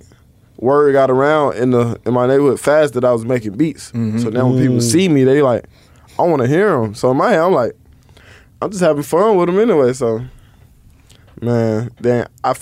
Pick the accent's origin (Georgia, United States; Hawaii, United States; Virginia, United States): Georgia, United States; Atlanta; I'm from Atlanta